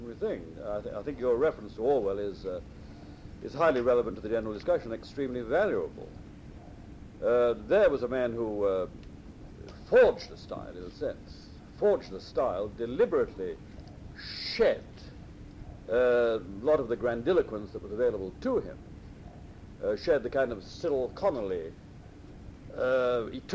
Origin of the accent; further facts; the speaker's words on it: England, United Kingdom; I was brought up in England. I was brought up in a Catholic school in England, right? Brought up by Irishmen in England